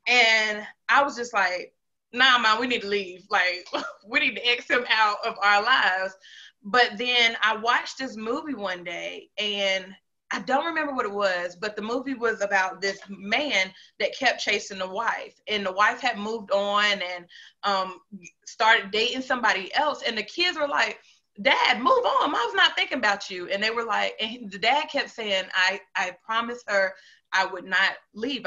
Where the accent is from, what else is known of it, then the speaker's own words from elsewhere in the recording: North Carolina, United States; moved away as an adult; also born or lived in Greensboro / Charlotte / Concord / Fayetteville; now in Huntsville, United States; I am from North Carolina. Um, I like to tell people I'm from like the whole triad or Piedmont area. Um, so Greensboro, Charlotte, Concord, Fayetteville, all of that um, at once.